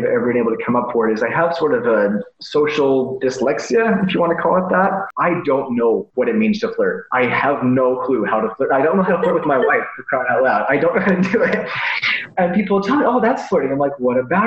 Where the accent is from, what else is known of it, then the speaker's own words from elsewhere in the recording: Delta, Colorado, United States; moved away as an adult; also born or lived in Toronto; So I tell people I'm from Colorado. I pretty much am. Raised on the little tiny town called Delta.